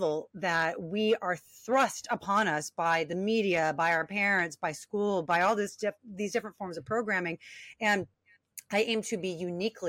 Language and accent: English; Long Beach, California, United States; born and raised in Long Beach, California